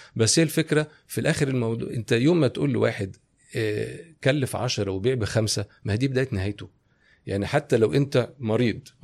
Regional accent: Egypt; انا صغير انا كنت كبرت في مصر

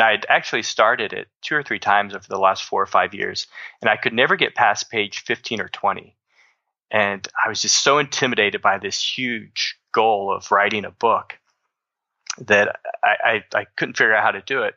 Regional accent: Southern Illinois, United States; I grew up in the Midwest. I'm from Southern Illinois.

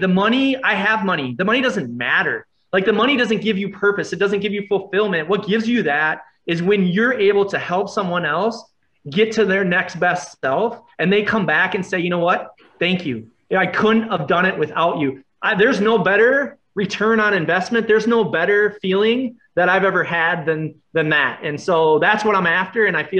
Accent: Ireland; Plus I'm Irish. Yeah. So I had to get that out of me.

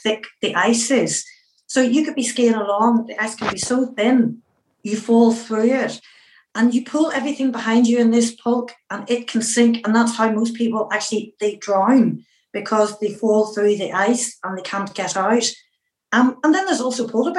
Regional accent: Northern Irish, Northern Ireland, United Kingdom; I'm a Northern Irish Catholic and a woman

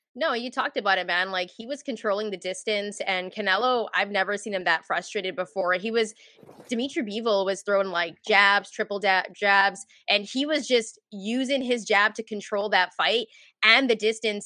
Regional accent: Vancouver, British Columbia, Canada; when I was a kid growing up in Vancouver

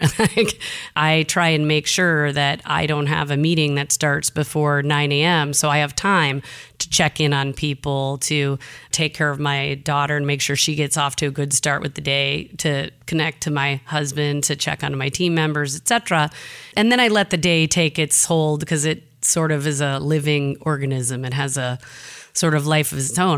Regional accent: Jackson, Michigan, United States; moved away; I'm from the Midwest

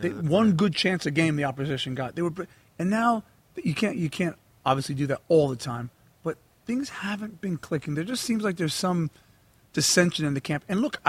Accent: United States

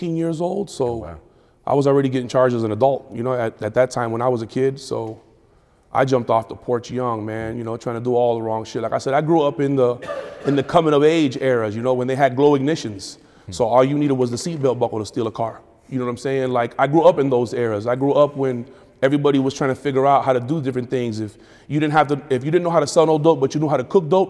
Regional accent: Miami, Florida, United States; also born or lived in Tampa, Florida / Jacksonville, Florida / Detroit, Michigan / New York; now in Atlanta, United States; Born and raised in Miami.

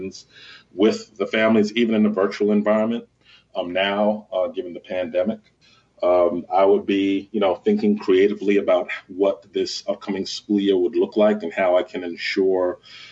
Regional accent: Mount Vernon, New York, United States; moved away as an adult; also born or lived in Washington, D.C. / Holmes County, Mississippi / Prince George's County, Maryland; I grew up in New York. In Mount Vernon

